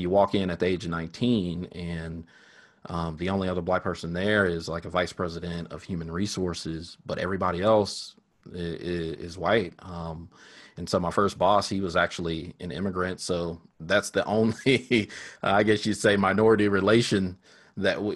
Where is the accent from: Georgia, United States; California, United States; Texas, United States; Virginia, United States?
Texas, United States; Sherman; I grew up in Sherman, Texas